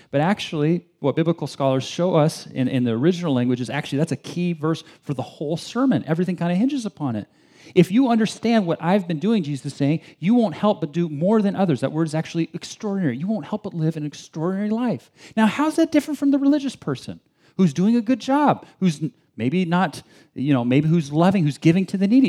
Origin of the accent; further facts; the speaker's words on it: Bay Area, California, United States; also born or lived in China; I grew up in the Bay Area my whole, my whole life, spent two years overseas in China.